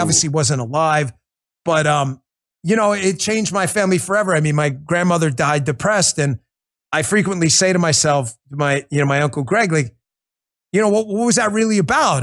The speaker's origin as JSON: {"language": "English", "town": "New York City", "region": "New York", "country": "United States", "tie": "born or raised there", "said": "I grew up in Queens."}